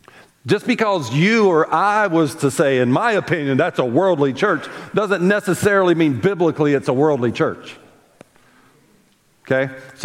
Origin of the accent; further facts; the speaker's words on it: the South, United States; We happen to be a specific Baptist church because we're from the South. No, we're Southern and we're proud.